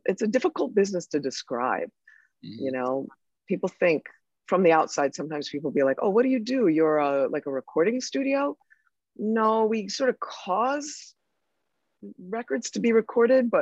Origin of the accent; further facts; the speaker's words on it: Connecticut, United States; I'm from Connecticut